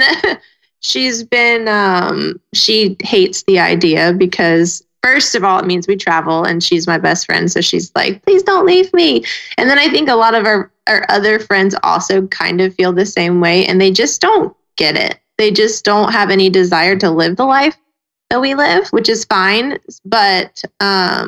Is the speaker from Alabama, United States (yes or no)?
no; Snellville, Georgia, United States; moved away as an adult; We're all from Snellville, Georgia. We've grown up there right outside of Atlanta